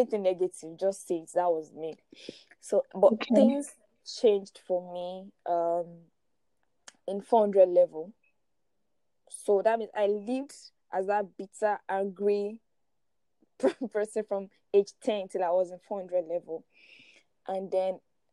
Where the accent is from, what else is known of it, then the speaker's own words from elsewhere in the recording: Ilorin, Kwara, Nigeria; I grew up in Ilorin